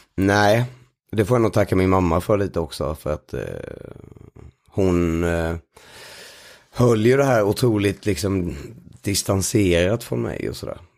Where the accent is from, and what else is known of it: Sweden; born or raised there; moved away as an adult; now in Stockholm, Sweden